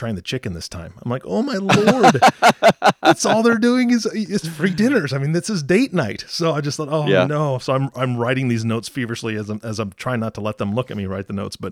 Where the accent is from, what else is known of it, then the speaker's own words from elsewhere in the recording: Seattle, Washington, United States; moved away; my hometown area of Seattle